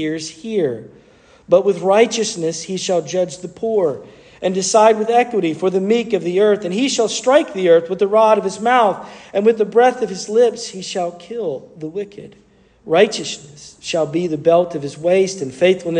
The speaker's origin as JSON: {"language": "English", "town": "Asheville", "region": "North Carolina", "country": "United States", "tie": "born or raised there", "said": "I grew up in the Blue Ridge Mountains near Asheville"}